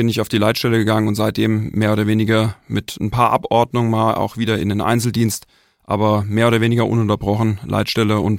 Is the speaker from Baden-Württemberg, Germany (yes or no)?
no; Wiesbaden, Hesse, Germany; born there; ich bin 45 Jahre alt, bin gebürtig ursprünglich aus Wiesbaden. Es hat mich inzwischen aber eher an den Rand des Vogelsbergs verschlagen.